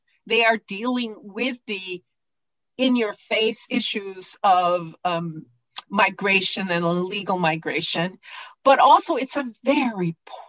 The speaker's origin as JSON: {"language": "English", "region": "California", "country": "United States", "tie": "born or raised there", "also_born_or_lived": "Harlingen, Texas", "said": "I was born in Texas, but I grew up in California"}